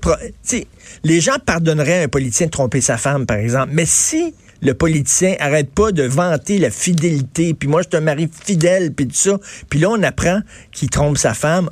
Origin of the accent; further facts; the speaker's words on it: Montreal, Quebec, Canada; je viens de Verdun